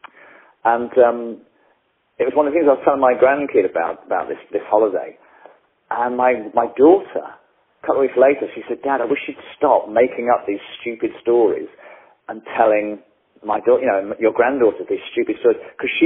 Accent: England, United Kingdom; I'm English

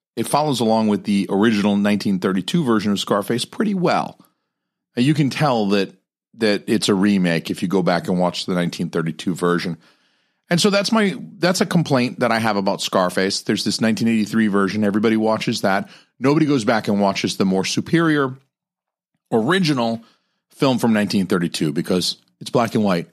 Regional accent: Atlanta, Georgia, United States; I'm from Atlanta

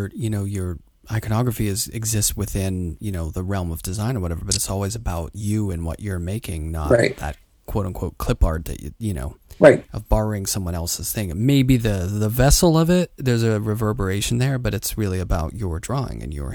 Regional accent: Pittsburgh, Pennsylvania, United States; Oh, my hometown.

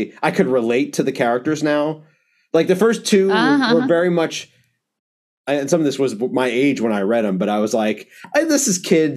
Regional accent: New York, United States; as someone who grew up in New York as a Yankees fan

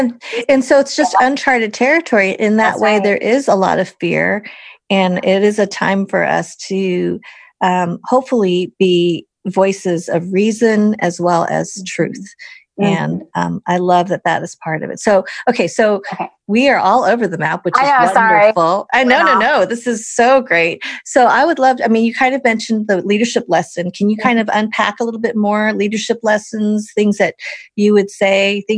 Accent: Wisconsin, United States; I was born in Wisconsin, the middle of the country.

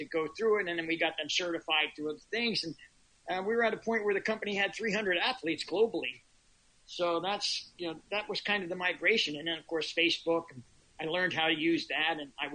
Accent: Philadelphia, Pennsylvania, United States; also born or lived in Boulder, Colorado; now in Montauk, United States; I'm an East Coaster originally. I'm originally from the Philadelphia area

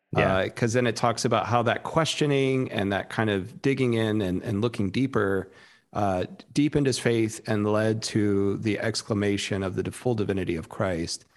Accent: South Texas, United States; moved away; growing up in Texas

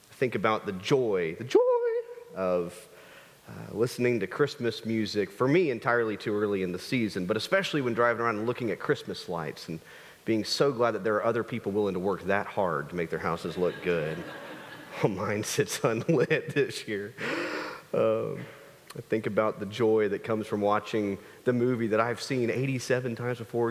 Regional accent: United States; As an American people

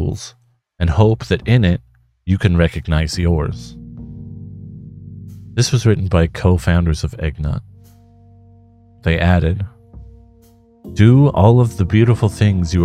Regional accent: Vancouver, British Columbia, Canada; moved away; I would consider Vancouver, Canada as my hometown, even though I've spent plenty of time away from it

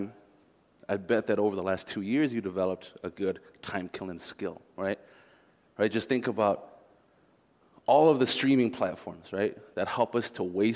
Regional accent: Minneapolis–Saint Paul, Minnesota, United States; I grew up here in the Twin Cities

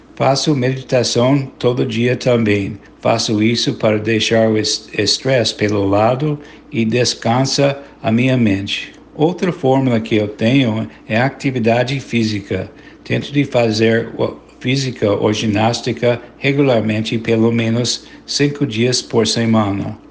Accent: United States; Portuguese is a second language; also born or lived in Bahia, Brazil / Rio de Janeiro, Brazil; sou cidadão dos Estados Unidos e moro em estado de Connecticut

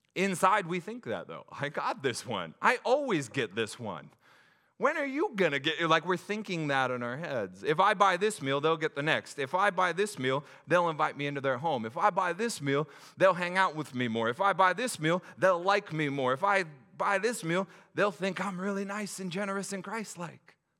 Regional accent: Pacific Northwest, United States; as a Pacific Northwest person

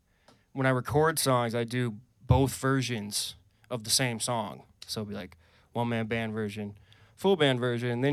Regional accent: Wisconsin, United States; moved away as an adult; now in Vermont, United States; I'm originally from Wisconsin. I haven't lived there in, I think it's 10 years now

